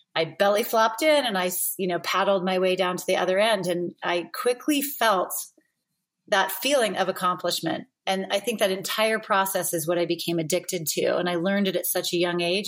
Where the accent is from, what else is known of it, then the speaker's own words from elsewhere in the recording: Roseville, California, United States; I grew up in Northern California, so just outside of Sacramento, in what used to be a small town of Roseville, California.